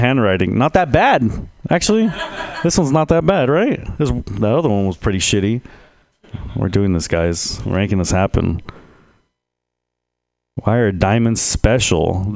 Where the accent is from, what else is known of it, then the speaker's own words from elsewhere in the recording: San Jose, California, United States; now in Texas, United States; I'm originally from San Jose. It's kind of like Texas